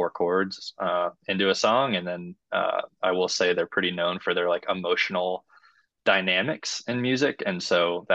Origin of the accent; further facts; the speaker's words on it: Cincinnati, Ohio, United States; moved away as an adult; also born or lived in Chattanooga, Tennessee; now in Nashville, United States; I grew up in Cincinnati, Ohio, was there until I turned 18